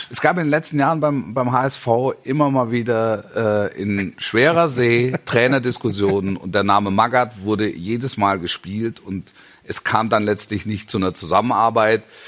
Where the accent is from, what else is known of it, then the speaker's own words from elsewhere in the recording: Stuttgart region, Baden-Württemberg, Germany; ich bin ja in der Region groß geworden